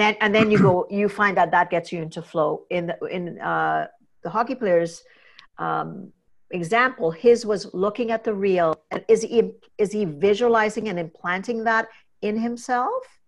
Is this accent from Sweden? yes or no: no; Trinidad & Tobago; I'm a Trinidadian, kinda growing up in the Caribbean